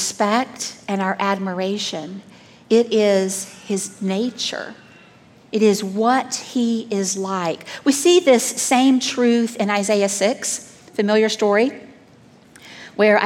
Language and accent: English; Southeast, United States; moved away; I grew up in the Southeast